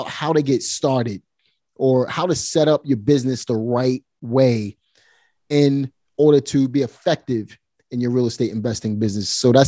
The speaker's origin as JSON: {"language": "English", "town": "Brooklyn", "region": "New York", "country": "United States", "tie": "born or raised there", "said": "So I grew up right in Red Hook."}